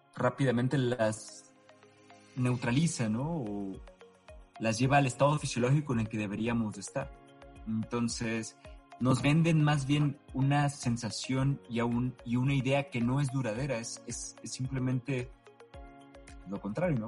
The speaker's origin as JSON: {"language": "Spanish", "town": "Los Mochis", "region": "Sinaloa", "country": "Mexico", "tie": "born or raised there", "said": "yo, soy sinaloense, entonces soy de... Todo Sinaloa es costa, yo soy de Los Mochis, Sinaloa. Y Los Mochis, Sinaloa, aparte de que tomábamos agua a la llave desde que yo era chico"}